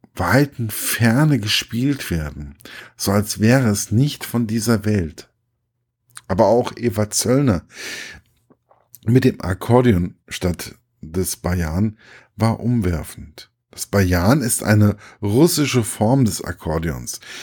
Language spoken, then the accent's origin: German; Gießen, Hesse, Germany; im Stadttheater meiner Heimatstadt